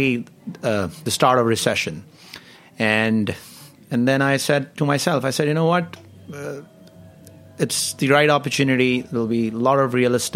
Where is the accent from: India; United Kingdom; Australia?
India; New Delhi, Delhi; moved away as an adult; now in New York, United States; I am from New Delhi, which is capital. Of India. And I grew up there